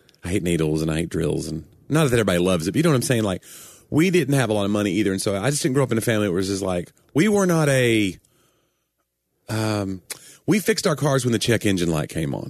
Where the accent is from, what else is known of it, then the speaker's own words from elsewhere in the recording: the South, United States; accent: southern; some of my southern accent has been kind of weeded out anyway, because I'm trying to be more.